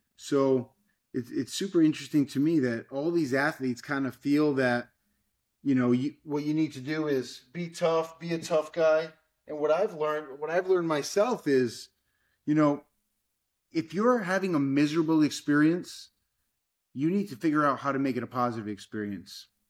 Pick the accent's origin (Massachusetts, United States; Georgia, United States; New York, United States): Massachusetts, United States; Fall River; now in Miami, United States; I grew up in Fall River, Massachusetts